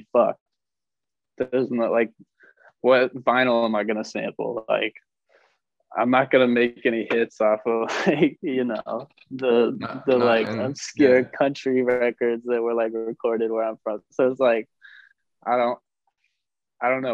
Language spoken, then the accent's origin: English; Washington, United States; I come from Washington State